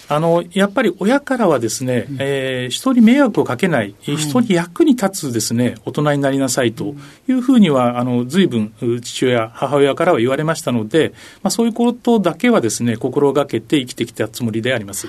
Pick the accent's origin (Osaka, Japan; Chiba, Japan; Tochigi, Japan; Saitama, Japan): Tochigi, Japan; Ashikaga; 栃木県の足利市というところが出身地になります